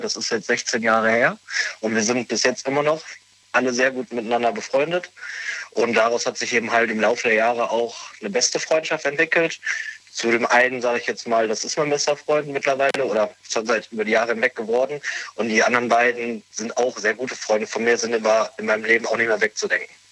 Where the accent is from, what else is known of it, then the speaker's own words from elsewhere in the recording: Bergisch Born, North Rhine-Westphalia, Germany; ich komme aus Bergisch Born. Das ist so circa eine halbe Stunde von Köln weg.